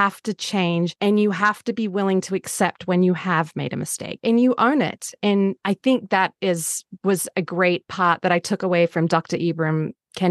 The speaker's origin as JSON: {"language": "English", "country": "Australia", "tie": "born or raised there", "moved": "yes", "said": "I grew up in Australia"}